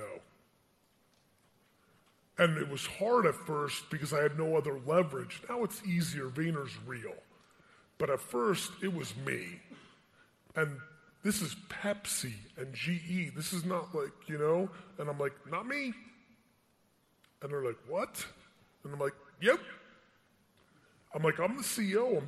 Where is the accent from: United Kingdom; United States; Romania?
United States; as an American citizen, I've traveled the world my whole life